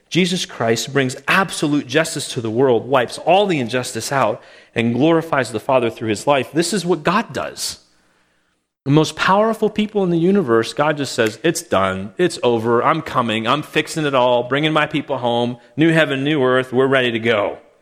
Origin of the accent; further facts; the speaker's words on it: Calgary, Alberta, Canada; moved away; when I was growing up in Calgary